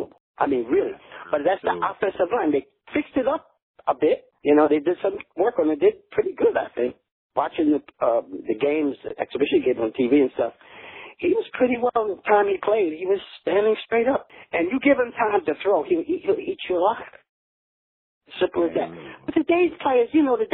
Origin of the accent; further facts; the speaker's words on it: New York, United States; I'm a kid out of New York